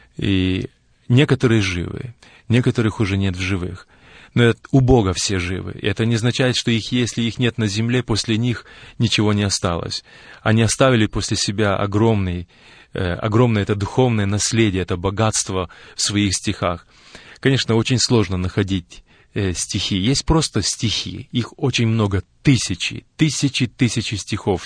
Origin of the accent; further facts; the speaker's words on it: Ukraine; мы родились и выросли на Украине, и это наш народ, и наш язык